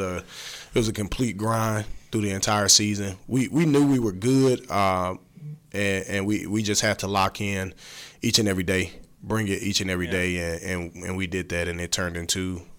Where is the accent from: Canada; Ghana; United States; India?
United States; Durham, North Carolina; I grew up in Durham. I went to Southern Durham where I coach now.